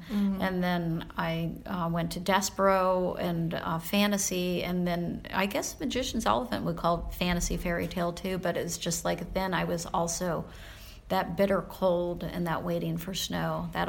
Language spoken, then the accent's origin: English; Central Florida, United States; moved away as an adult; also born or lived in Philadelphia, Pennsylvania; now in Minneapolis, United States; So I was born in Philadelphia, and when I was almost six, we moved to Central Florida